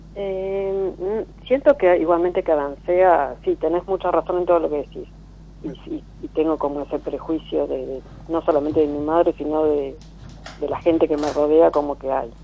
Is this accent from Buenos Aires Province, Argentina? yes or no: yes; Monte Grande, Buenos Aires Province, Argentina; Monte Grande